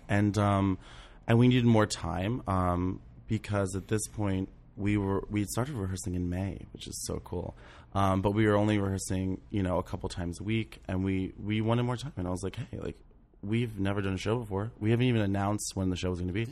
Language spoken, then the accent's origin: English; St. Mary's County, Maryland, United States; now in New York, United States; I grew up in Saint Mary's County, Maryland.